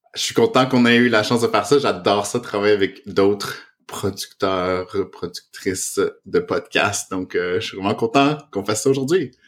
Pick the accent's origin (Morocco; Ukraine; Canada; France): Canada; first language French; moved away as an adult; also born or lived in Montreal, Canada; now in Toronto, Canada; on est au Canada, je suis francophone